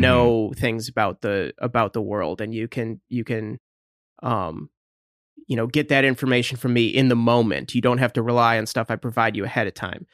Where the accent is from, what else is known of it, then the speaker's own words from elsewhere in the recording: Michigan, United States; we're from Michigan.